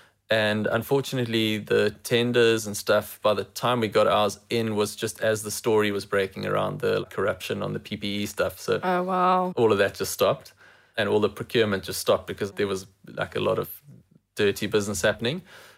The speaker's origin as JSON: {"language": "English", "region": "England", "country": "United Kingdom", "said": "As an English person, I don't have the negative connotation"}